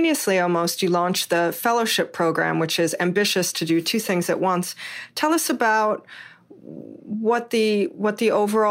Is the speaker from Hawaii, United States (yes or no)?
yes; Hawaii, United States; I'm originally born and raised in Hawaii